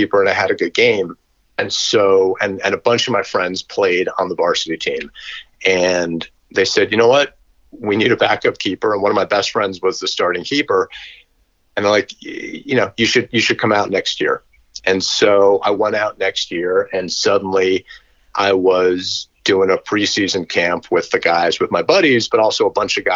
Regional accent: New York City, New York, United States; I grew up in Manhattan

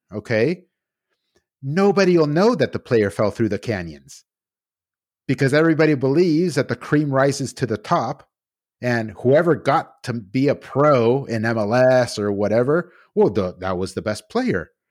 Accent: United States

